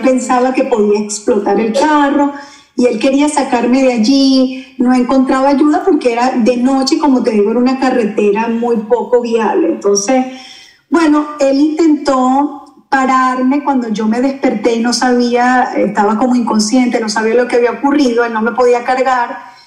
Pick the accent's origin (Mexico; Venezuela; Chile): Venezuela; moved away as an adult; now in Orlando, United States; ya tenemos seis años acá en la Florida, desde que emigramos desde Venezuela